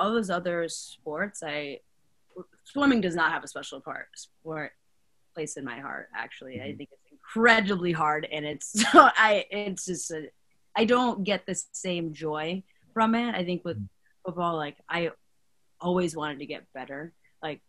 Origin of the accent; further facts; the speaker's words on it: New York City, New York, United States; I'm from New York